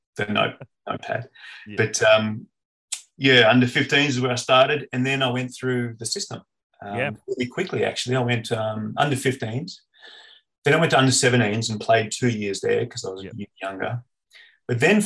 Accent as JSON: {"language": "English", "town": "Canberra", "region": "Australian Capital Territory", "country": "Australia", "tie": "born or raised there", "said": "West Bulkana Warriors, which is where I grew up in Canberra"}